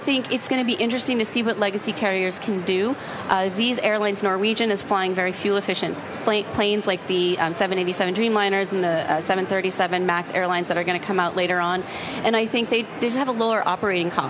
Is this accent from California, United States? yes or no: no; Buffalo, New York, United States; I grew up in Buffalo, New York